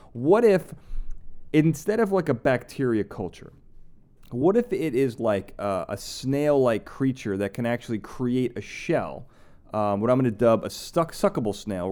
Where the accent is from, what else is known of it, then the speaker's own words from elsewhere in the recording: Chicago, Illinois, United States; moved away; I'm from Chicago